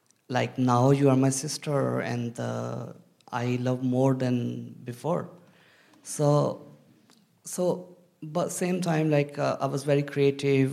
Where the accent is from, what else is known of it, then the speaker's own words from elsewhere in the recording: Pakistan; moved away as an adult; now in United Kingdom; I'm from Pakistan